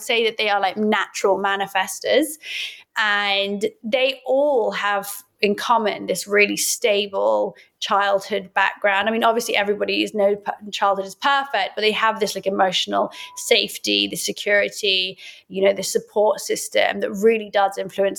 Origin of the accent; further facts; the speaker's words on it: Oxford, South East England, United Kingdom; Being Iraqi, growing up in Oxford